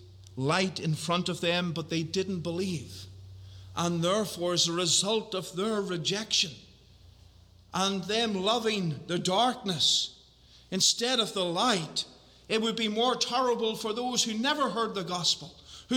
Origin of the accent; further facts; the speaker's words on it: Northern Ireland, United Kingdom; I'm from Northern Ireland